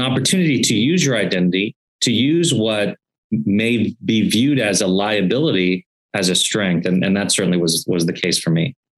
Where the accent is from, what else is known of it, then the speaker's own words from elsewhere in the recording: Beavercreek, Ohio, United States; now in Cincinnati, United States; I was born and raised in Beaver Creek, Ohio.